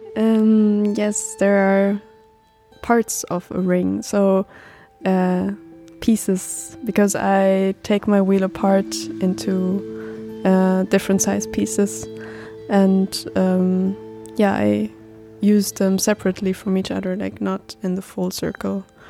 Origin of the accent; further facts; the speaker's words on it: Germany; I'm twenty-five years old now and I'm from Germany.